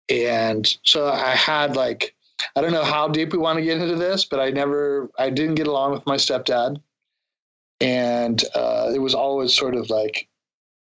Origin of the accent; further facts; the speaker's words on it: San Diego, California, United States; I grew up in San Diego